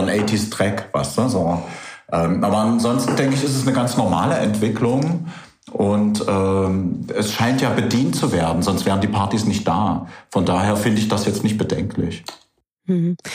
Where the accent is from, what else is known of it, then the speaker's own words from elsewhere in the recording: Merseburg, Saxony-Anhalt, Germany; moved away as an adult; now in Halle, Germany; Ich bin damals aus Merseburg gekommen